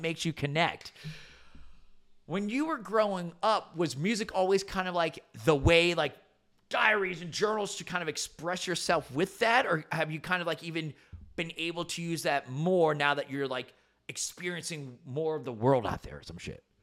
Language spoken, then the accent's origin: English; central New Jersey, United States; born and raised in Jersey my whole entire life